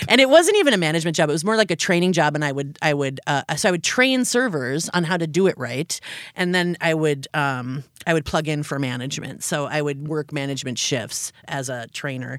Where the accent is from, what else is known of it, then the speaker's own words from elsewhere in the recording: Upper Peninsula of Michigan, United States; moved away as an adult; now in Minneapolis, United States; I grew up in the Upper Peninsula of Michigan.